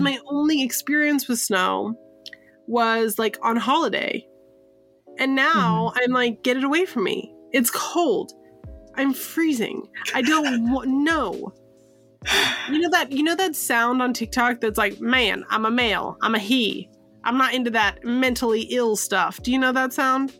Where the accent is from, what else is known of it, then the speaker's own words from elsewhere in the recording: San Francisco, California, United States; moved away; I am from the Bay Area. I'm from San Francisco